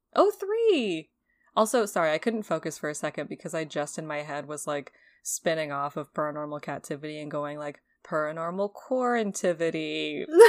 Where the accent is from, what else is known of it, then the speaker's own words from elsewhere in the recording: New England, United States; someone who was born and raised in New England. and went to Emerson